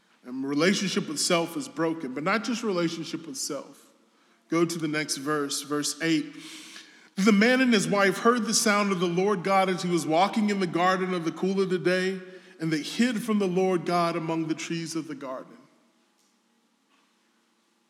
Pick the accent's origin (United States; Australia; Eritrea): United States; the South; I'm from the South.